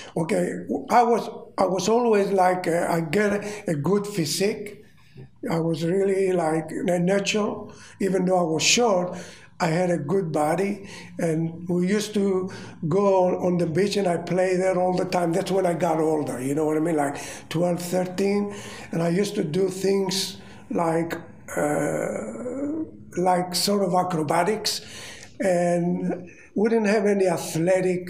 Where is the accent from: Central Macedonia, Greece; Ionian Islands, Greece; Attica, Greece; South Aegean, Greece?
South Aegean, Greece; Rhodes; English is a second language; moved away as an adult; also born or lived in Australia; I was born in Rhodes, Greece